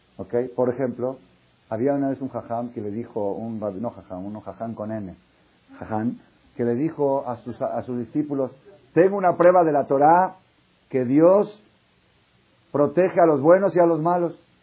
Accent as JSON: {"language": "Spanish", "country": "Mexico", "tie": "born or raised there", "also_born_or_lived": "Israel", "moved": "as an adult", "said": "Soy judío nacido en México"}